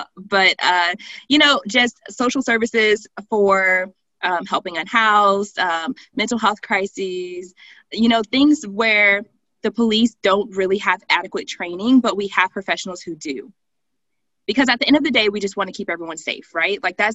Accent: the South, United States; Well, I definitely growing up in the South, I have a large understanding of policing and institutional racism.

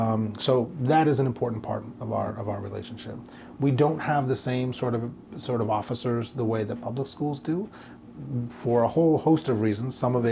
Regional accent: New York, United States; I came from New York, and so in an urban environment, that was a little different.

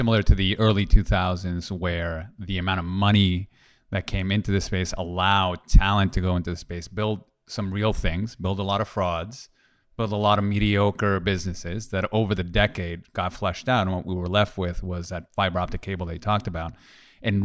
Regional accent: Toronto, Ontario, Canada; We're originally from Toronto.

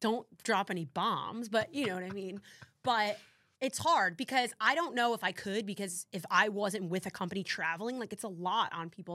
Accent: New Jersey, United States; I'm from Jersey

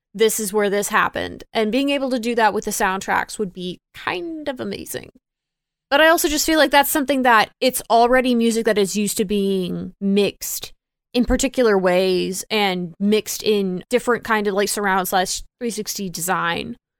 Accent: Texas, United States; now in Florida, United States; I grew up in Texas and I currently live in Florida

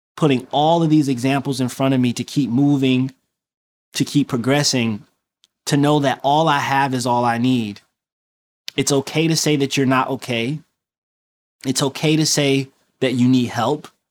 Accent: Detroit, Michigan, United States; moved away; I'm from Detroit

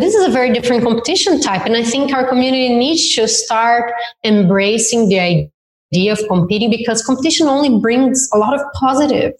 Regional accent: Campo Mourão, Paraná, Brazil; English is a second language; moved away as an adult; now in Australia; i was from a very small town in the south of brazil my family is still there

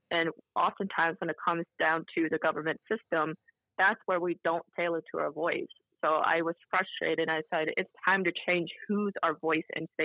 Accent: Whitehall, Ohio, United States; to Whitehall Ohio which is a suburb of Columbus Ohio in 1990 where I was born in um, November um, I grew up in Whitehall Ohio we never left

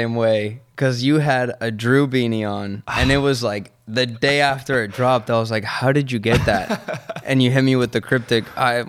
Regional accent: Argentina; Because I'm from Argentina, che. And we say Che.

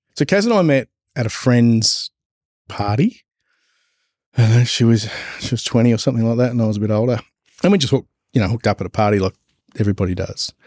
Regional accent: Gippsland, Victoria, Australia; moved away as an adult; also born or lived in Albury-Wodonga; we're originally from Gippsland, down south in Victoria

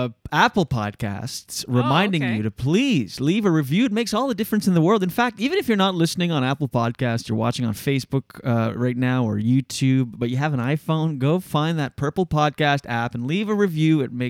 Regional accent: Moncton, New Brunswick, Canada; moved away; also born or lived in Gatineau; We're both from Moncton

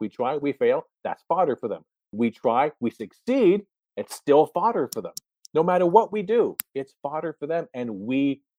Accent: New Jersey, United States; I come from New Jersey. Are you kidding? One of the most corrupt governments in the world.

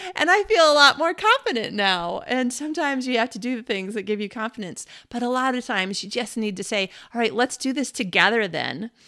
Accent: United States; I am an American woman in the twenty-first century

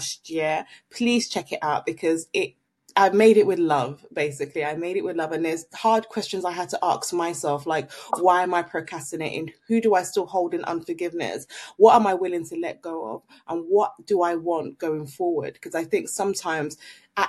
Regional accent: Nigeria; now in London, United Kingdom; I'm Nigerian

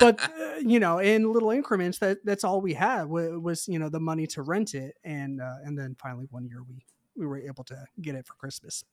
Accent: Mount Juliet, Tennessee, United States; I grew up in the Mount Juliet area

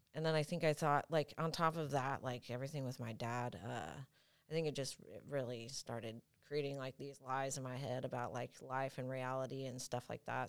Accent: Franklin, Tennessee, United States; moved away; also born or lived in San Bernardino, California / Temecula, California; at three years old, we moved to Franklin, and I grew up there my whole life

